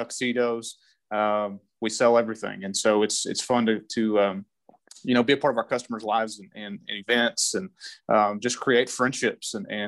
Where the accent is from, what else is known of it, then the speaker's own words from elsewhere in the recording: Idalou, Texas, United States; now in Lubbock, United States; I grew up in Idaho, Texas, West Texas boy.